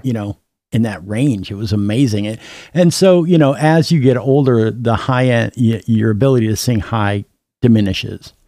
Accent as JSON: {"language": "English", "town": "Minneapolis", "region": "Minnesota", "country": "United States", "said": "I'm from Minneapolis."}